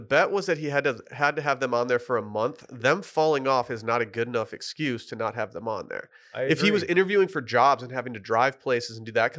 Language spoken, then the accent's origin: English; Lake Michigan, Midwest, United States; I grew up on Lake Michigan